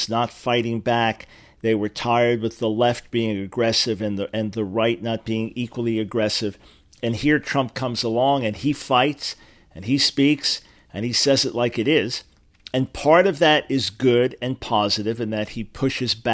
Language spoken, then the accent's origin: English; New York, United States; I grew up in New York, and it was not a segregated society there